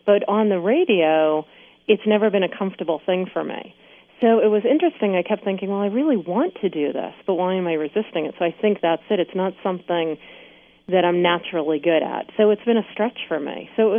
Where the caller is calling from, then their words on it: Maine, United States; I'm calling in from Maine.